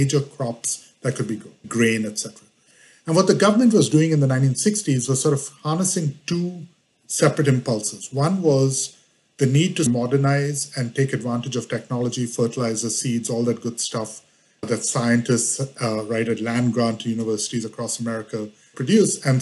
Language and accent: English; Mumbai, Maharashtra, India; moved away as an adult; now in Washington, D.C., United States; I was born in India, grew up in Bombay all the way through high school, and then came to the U.S. for college